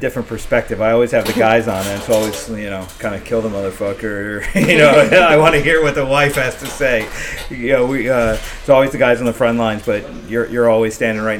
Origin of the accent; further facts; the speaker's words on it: New Jersey, United States; us people in Jersey